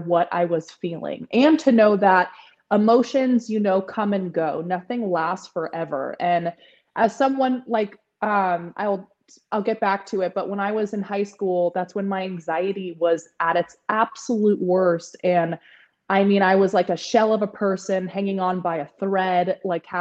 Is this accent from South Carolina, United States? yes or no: no; San Francisco Bay Area, California, United States; I was born and raised in San Francisco Bay Area in California